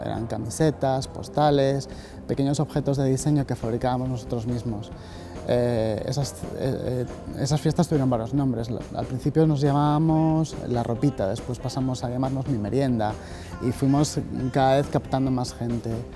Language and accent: Spanish; Gijón, Asturias, Spain; Soy de Gijón, nací en Jove